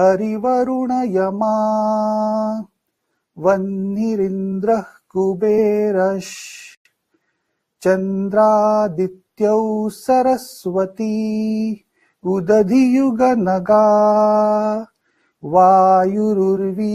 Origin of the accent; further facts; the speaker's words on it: India; as an Indian